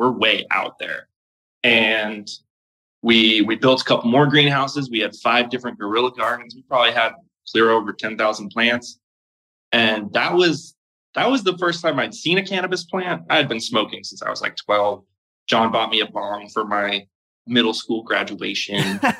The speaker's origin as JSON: {"language": "English", "region": "Massachusetts", "country": "United States", "tie": "born or raised there", "said": "I grew up in Massachusetts and, you know, born to an Irish Catholic family, went to Catholic high school."}